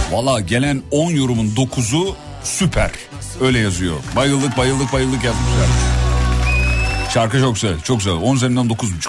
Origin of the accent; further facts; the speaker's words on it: İzmit, Kocaeli, Turkey; 37 yıllık İzmitliyim